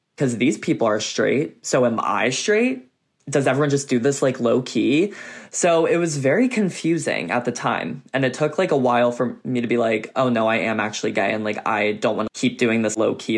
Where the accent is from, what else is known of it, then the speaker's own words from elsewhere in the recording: Kennett Square, Pennsylvania, United States; moved away as an adult; now in Los Angeles, United States; I'm from um, a small town called Kennett Square, Pennsylvania. It's a mile by a mile wide because it's a square